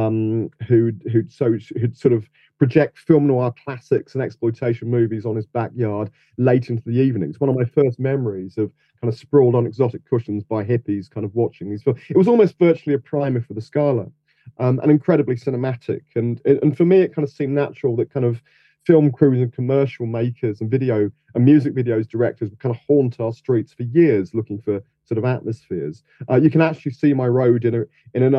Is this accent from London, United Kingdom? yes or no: yes; London, United Kingdom; I grew up in Chelsea, which is kind of southwest of Notting Hill.